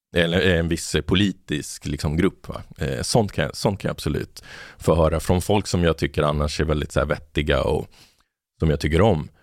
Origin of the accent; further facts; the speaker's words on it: Botkyrka, Stockholm County, Sweden; moved away as an adult; also born or lived in Argentina / Malmö; där jag växte upp i Botkyrka